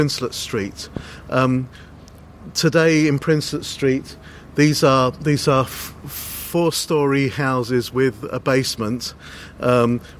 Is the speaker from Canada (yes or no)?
no; London, United Kingdom; I grew up in Hackney, the next borough along